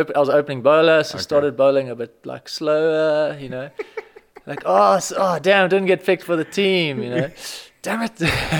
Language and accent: English; Strand, Western Cape, South Africa; I lived in Strand my whole life.